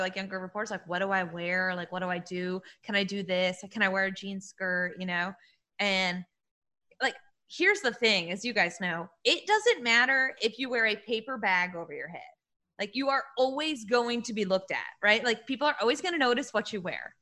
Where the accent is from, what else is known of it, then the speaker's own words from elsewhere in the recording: New England, United States; I'm from New England. So like I grew up a Yankees fan